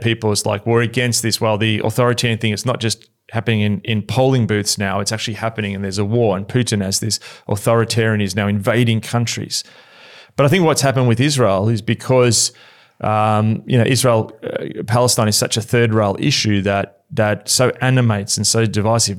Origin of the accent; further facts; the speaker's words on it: Australia; as an Australian